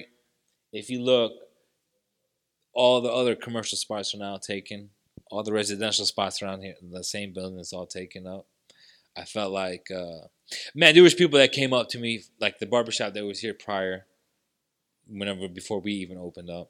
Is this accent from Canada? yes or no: no; Hazelwood, Missouri, United States; I grew up in Hazelwood, Missouri